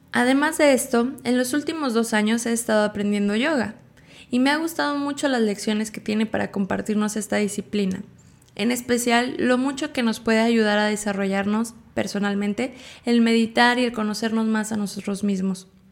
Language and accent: Spanish; State of Mexico, Mexico; Nací en el Estado de México en una familia numerosa